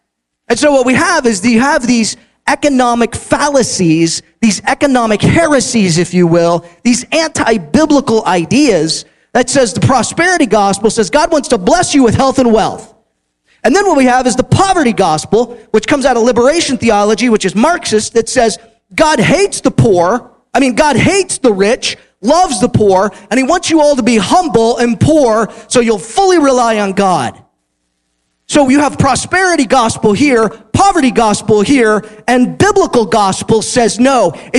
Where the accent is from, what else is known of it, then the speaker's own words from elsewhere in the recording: Houston, Texas, United States; I'm from Houston, Texas. I'm like, I thought we did big.